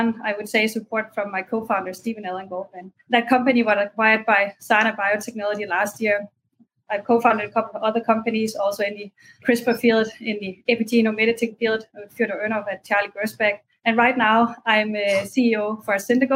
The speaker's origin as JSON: {"language": "English", "country": "Denmark", "also_born_or_lived": "Berkeley, United States / Paris, France", "moved": "as an adult", "said": "I'm originally from Denmark"}